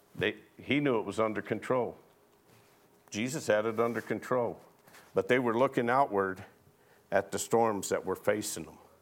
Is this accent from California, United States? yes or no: no; Arizona, United States; I was born and raised in Arizona, and I can remember as a little boy down here in McNeil being out playing